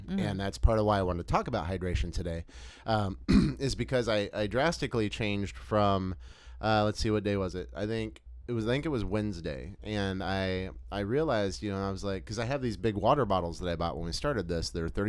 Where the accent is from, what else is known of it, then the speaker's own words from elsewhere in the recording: Texas, United States; as we call it in Texas, that just reminded me, because growing up in the South, like you learn like everything is Coke.